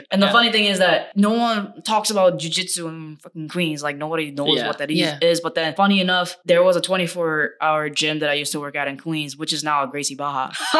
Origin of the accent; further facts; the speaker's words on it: South Korea; I did kendo and I was exposed to like taekwondo because I grew up in Korea.